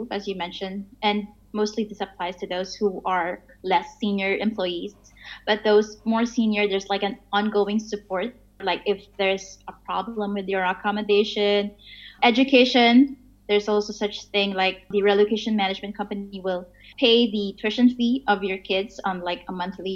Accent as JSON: {"language": "English", "country": "Philippines", "also_born_or_lived": "Singapore", "moved": "yes", "lives_now": "Rockhampton, Australia", "said": "I'm originally from the Philippines, and right now I'm living in Rockhampton, Queensland, Australia."}